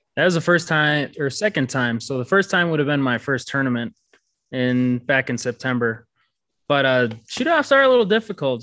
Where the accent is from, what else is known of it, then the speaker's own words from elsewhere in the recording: Red Wing, Minnesota, United States; moved away as an adult; now in Colorado, United States; I was born in Red Wing, Minnesota. I'm from there. I went to high school there and graduated